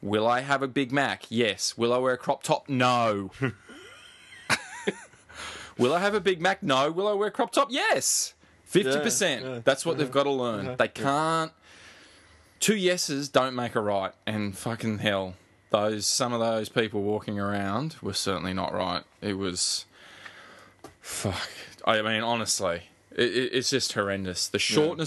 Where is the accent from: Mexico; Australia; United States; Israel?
Australia; Northern Beaches, New South Wales; we're from the Northern Beaches